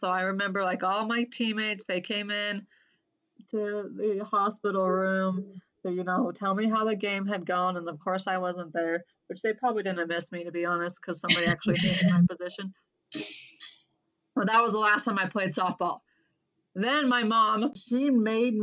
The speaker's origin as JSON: {"language": "English", "town": "Clinton", "region": "Utah", "country": "United States", "tie": "born or raised there", "also_born_or_lived": "Cache Valley, Utah / Portland, Oregon", "said": "I grew up in Clinton. The funny thing is I grew up in the exact same house I currently live in. My parents bought this house brand new I was 8 years old. We moved from Cache Valley to Davis County."}